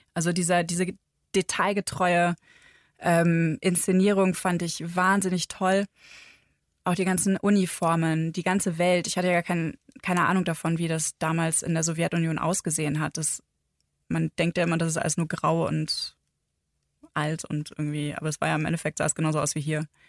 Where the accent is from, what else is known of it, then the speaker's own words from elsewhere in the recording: Northern Germany, Germany; now in Bavaria, Germany; ich bin ja aus Norddeutschland ähm, quasi in den Süden gezogen